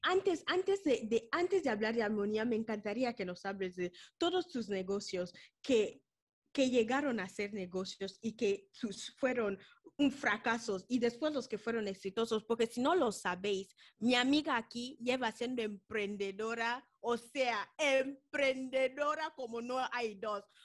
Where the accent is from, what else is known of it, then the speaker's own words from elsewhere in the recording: Malabo, Equatorial Guinea; moved away; venimos de Guinea Ecuatorial, hemos ido al liceo, al Colegio Francés de Malabo